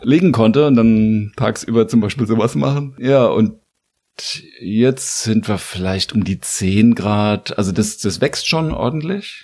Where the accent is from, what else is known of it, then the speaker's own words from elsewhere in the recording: Landau, Rhineland-Palatinate, Germany; moved away as an adult; now in Mainz, Germany; Ich komme aus der Südpfalz